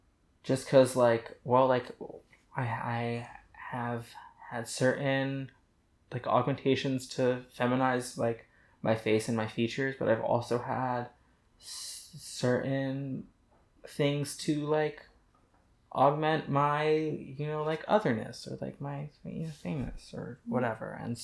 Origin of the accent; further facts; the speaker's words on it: Indiana, United States; born there; also born or lived in Houston / San Francisco / New Hampshire; No, I was born in Indiana, and then I was in Houston for a couple years, and San Francisco, and I went to a boarding school in New Hampshire